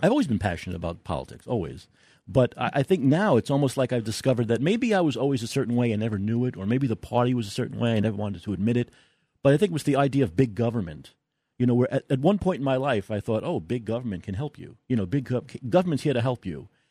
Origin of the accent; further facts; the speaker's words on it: New York City, New York, United States; also born or lived in Staten Island; I'm a guy from New York, I'm a kid from Brooklyn